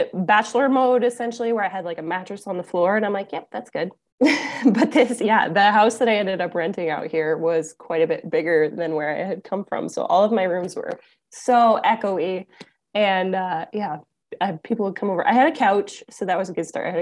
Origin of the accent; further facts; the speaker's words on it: Ontario, Canada; moved away as an adult; now in Saskatchewan, Canada; So I'm originally born and bred in Ontario, and then moved to Saskatchewan, which is a few provinces west